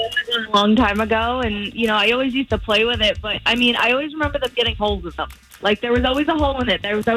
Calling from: Winter Haven, Florida, United States; I'm calling from Winter Haven.

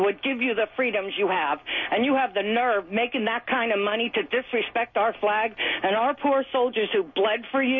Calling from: Jacksonville, Florida, United States

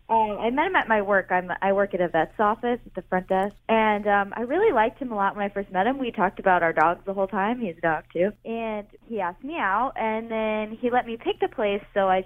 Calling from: Dayton, Ohio, United States; I'm calling from Dayton.

